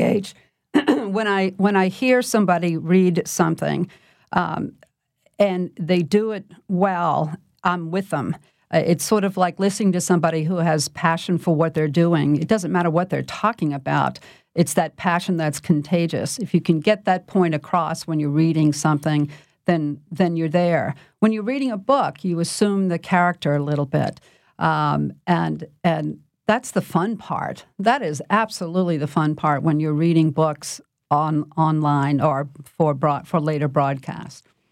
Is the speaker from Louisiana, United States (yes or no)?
yes; New Orleans, Louisiana, United States; I was born and raised in New Orleans by parents who were also born and raised in New Orleans